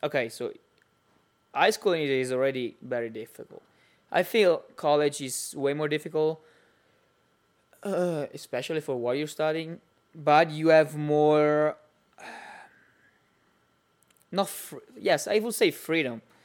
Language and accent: English; Italy; accent: Italian; English is a second language; it's pretty Italian